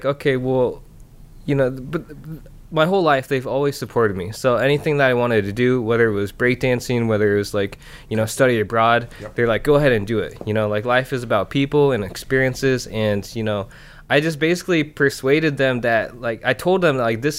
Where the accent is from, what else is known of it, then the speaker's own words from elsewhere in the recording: Iowa, United States; also born or lived in Busan, South Korea; I was adopted by my parents in the States, so I grew up in Iowa.